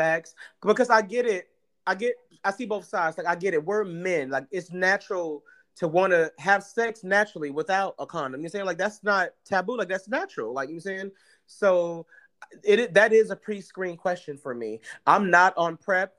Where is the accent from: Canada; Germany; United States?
United States; Atlanta, Georgia; moved away as an adult; We are from Atlanta